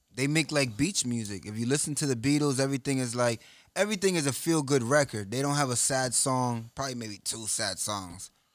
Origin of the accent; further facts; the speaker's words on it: New York, United States; I'm from New York